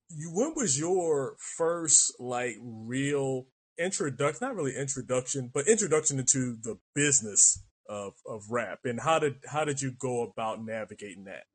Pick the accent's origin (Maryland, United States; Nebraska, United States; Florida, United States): Maryland, United States; Baltimore; now in San Diego, United States; I'm from Maryland